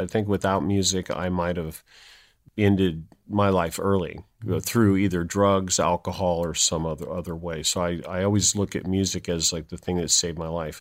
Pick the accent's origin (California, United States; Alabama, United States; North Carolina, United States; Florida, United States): California, United States; San Jose; I was born in San Jose, California